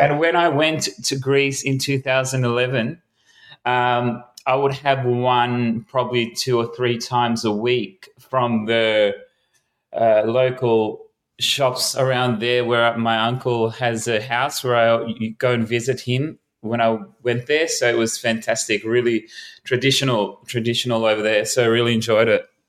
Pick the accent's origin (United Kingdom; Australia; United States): Australia; Melbourne, Victoria; I was born in Melbourne, grew up in Melbourne, never really left Melbourne except for going to overseas for quite some time.